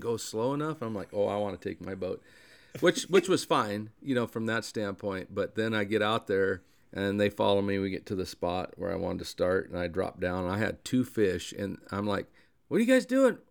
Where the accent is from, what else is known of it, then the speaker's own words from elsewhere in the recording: Eastern Oregon, United States; when I was a kid growing up in Eastern Oregon